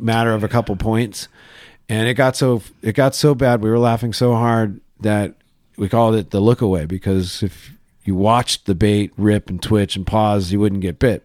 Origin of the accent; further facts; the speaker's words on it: Laguna Niguel, California, United States; I grew up in Laguna Niguel, and then we moved to Laguna Hills